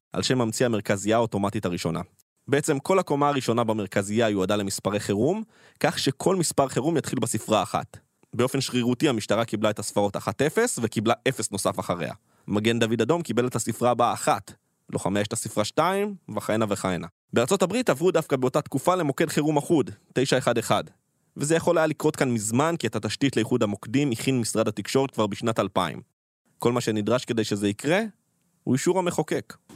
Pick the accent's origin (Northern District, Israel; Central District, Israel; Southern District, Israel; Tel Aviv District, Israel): Southern District, Israel; Nahal Oz; בקיבוץ נחל עוז, בו נולדתי וגדלתי